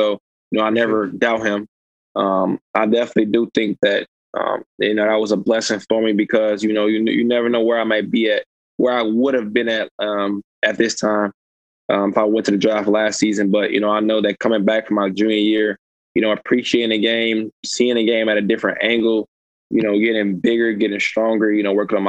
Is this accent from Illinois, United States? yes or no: yes; Illinois, United States; help my home state, elevate them to a status where, you know, absolutely, they could be considered as one of the best programs and one of the best universities, like they, you know, should be considered. So when I had the chance to go and play for Illinois